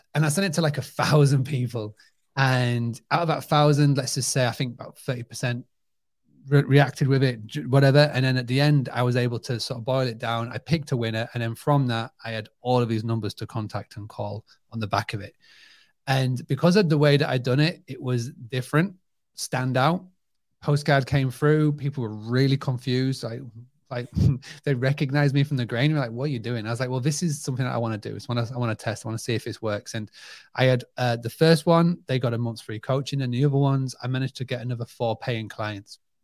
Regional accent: Scarborough, Yorkshire and the Humber, United Kingdom; my hometown of Scarborough has got this magnetic pull. Even now, where we live in the U K, we're only about an hour away

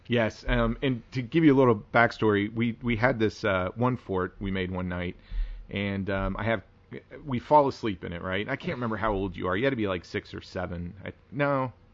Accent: Wichita, Kansas, United States; I grew up in Wichita, Kansas

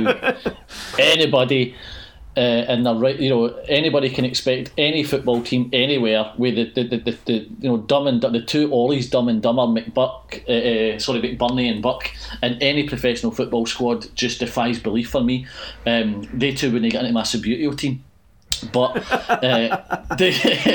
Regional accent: Scotland, United Kingdom; being Scottish

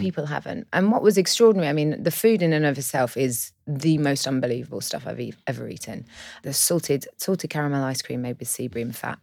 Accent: London, United Kingdom; I'm from London.

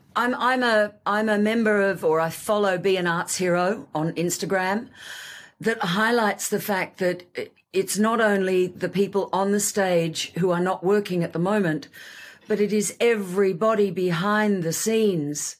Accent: Australia; moved away; also born or lived in Sydney; I came from Australia

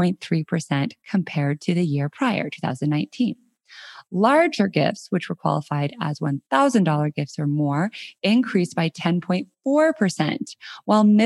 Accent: Colorado, United States; moved away as an adult; also born or lived in San Francisco; last week I moved from San Francisco back to my hometown in Colorado. I'm now living in Denver

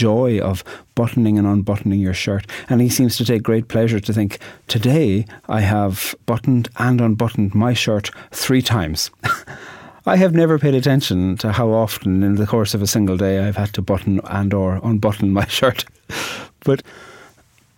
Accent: Ireland; I'm an Irish poet

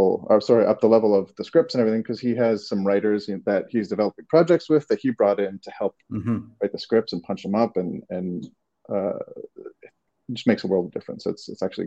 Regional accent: Toronto, Ontario, Canada; moved away as an adult; now in Los Angeles, United States; I don't know if you can tell from my accent if it's come out yet, but I'm from Toronto

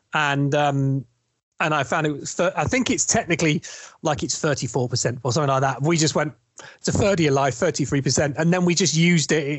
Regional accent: East Sussex, South East England, United Kingdom; also born or lived in London; now in north of England, United Kingdom; I'm actually from East Sussex

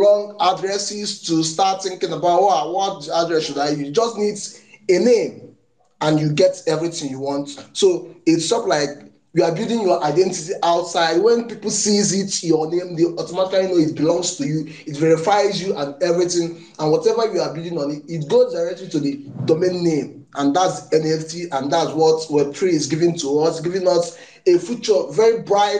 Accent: Nigeria; I am from Nigeria

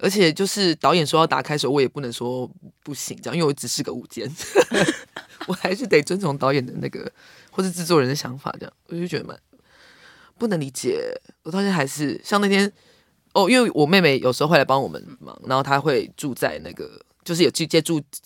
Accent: Taichung, Taiwan; moved away as an adult; now in Zhubei, Taiwan; 我的爷爷奶奶家是在竹北，嗯。在新竹。但是我爸爸， 呃，在我很小的时候就来台中工作，嗯。所以我是在台中长大的。然后，所以竹北是我的老家

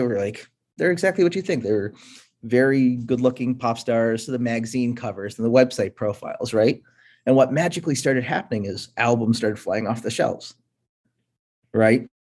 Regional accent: Buffalo, New York, United States; moved away as an adult; also born or lived in India / Pittsburgh, Pennsylvania; now in Boston, United States; I was born in India, um, so I'm first generation immigrant. Grew up in uh, Pittsburgh, then moved to Buffalo, New York for most of uh, like my middle school, high school

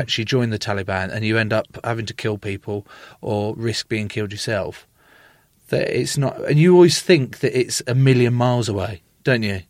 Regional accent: England, United Kingdom; I was born in England

